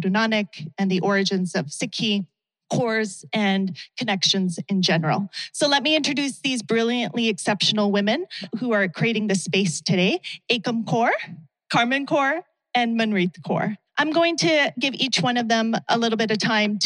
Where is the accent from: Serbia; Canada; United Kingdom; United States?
Canada; even as a Canadian